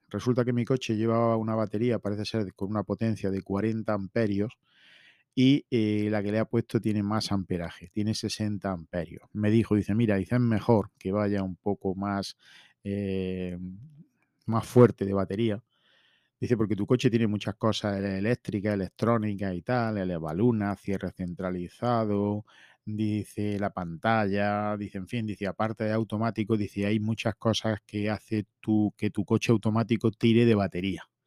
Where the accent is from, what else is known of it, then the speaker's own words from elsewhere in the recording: his town near Linares, Jaén, Andalusia, Spain; ha sido feria en mi pueblo